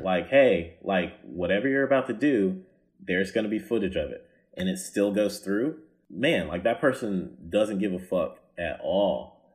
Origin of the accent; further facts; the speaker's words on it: the South, United States; I'm from the South